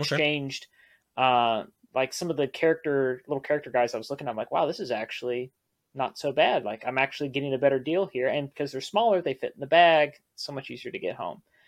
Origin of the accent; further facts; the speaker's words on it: Texas, United States; being from Texas